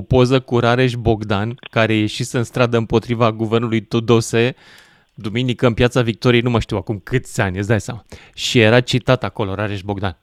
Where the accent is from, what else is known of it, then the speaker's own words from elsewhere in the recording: Romania; eu sunt român și sunt patriot